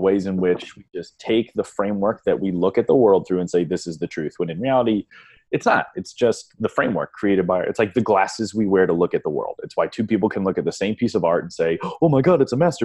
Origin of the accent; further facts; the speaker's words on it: Northeast Ohio, United States; growing up in Northeast Ohio, very like blue collar-y